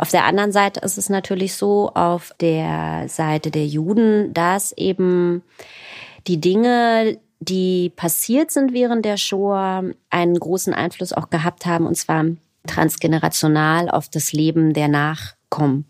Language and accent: German; Berlin, Germany; also born or lived in Tel Aviv; ich bin ja in Berlin geboren und in Berlin auch aufgewachsen